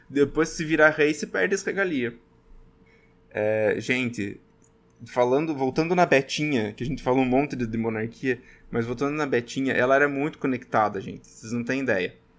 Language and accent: Portuguese; Brazil; sou eu brasileiro falando